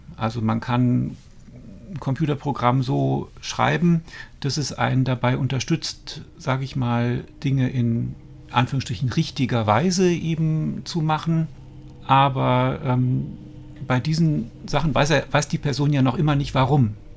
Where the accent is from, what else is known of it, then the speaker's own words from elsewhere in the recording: Dormagen, North Rhine-Westphalia, Germany; moved away as an adult; also born or lived in Cologne / Stuttgart; now in Brandenburg, Germany; Also ich bin in Köln geboren, bin in Dormagen aufgewachsen